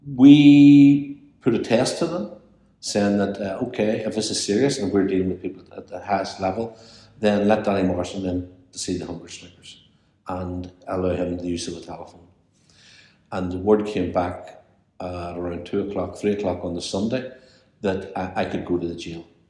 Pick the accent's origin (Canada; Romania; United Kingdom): United Kingdom; Belfast, Northern Ireland; I grew up in Corby Way with Greta Healy, his wife.